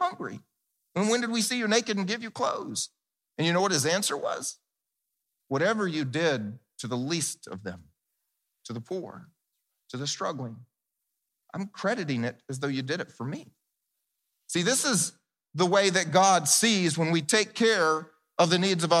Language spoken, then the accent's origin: English; the South, United States; I grew up in the South where we actually planted big gardens